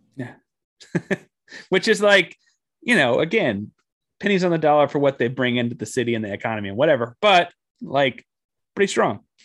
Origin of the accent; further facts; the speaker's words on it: Austin, Texas, United States; having spent most of my time growing up in Austin and being a Texas guy